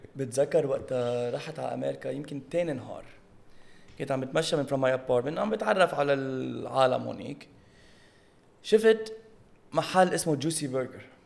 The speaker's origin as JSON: {"language": "Arabic", "country": "Lebanon", "moved": "yes", "lives_now": "United States", "said": "نحن بلبنان"}